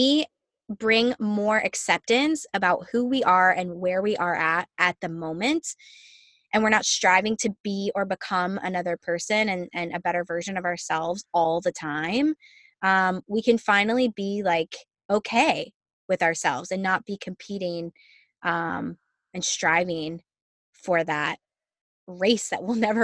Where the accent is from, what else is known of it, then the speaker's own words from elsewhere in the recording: Virginia, United States; now in Orlando, United States; I'm from Virginia originally